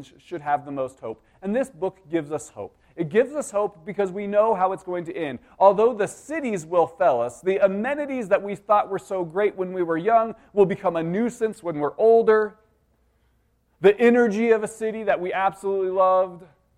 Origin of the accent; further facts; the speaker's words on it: Denver, Colorado, United States; growing up in Denver, I loved it